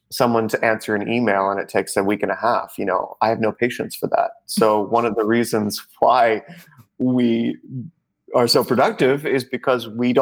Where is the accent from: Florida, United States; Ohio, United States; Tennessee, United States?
Florida, United States; Orlando; moved away as an adult; also born or lived in North Carolina / New York; I grew up in Orlando, Florida, which is a ridiculous place to grow up